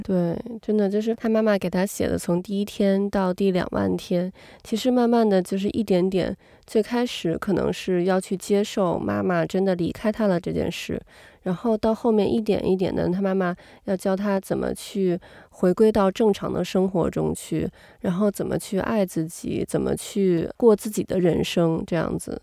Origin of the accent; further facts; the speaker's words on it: China; 因为是我从中国来的嘛